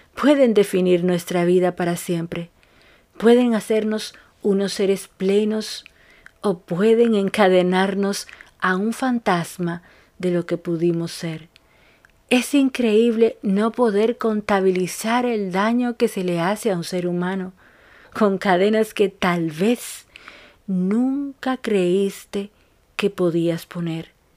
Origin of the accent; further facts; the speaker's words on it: Dominican Republic; now in Buenos Aires, Argentina; una dominicana, en Argentina